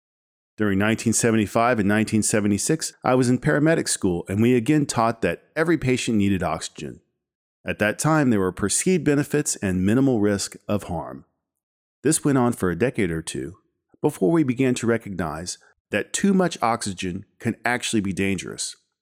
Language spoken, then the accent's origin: English; Fort Worth, Texas, United States; As a kid growing up in Fort Worth, Texas, I had little interest in ambulances or medicine.